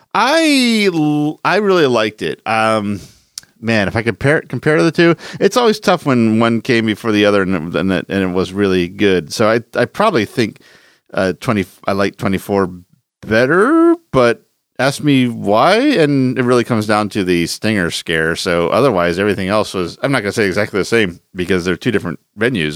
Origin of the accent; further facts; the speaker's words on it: Philadelphia, Pennsylvania, United States; the haunted attraction I grew up close to in Philadelphia was the Estate Penitentiary